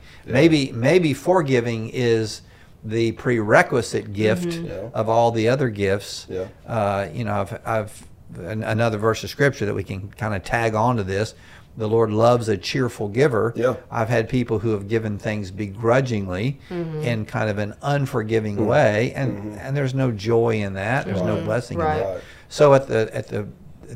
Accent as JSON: {"language": "English", "town": "Myrtle Beach", "region": "South Carolina", "country": "United States", "tie": "born or raised there", "said": "I grew up in Myrtle Beach, South Carolina"}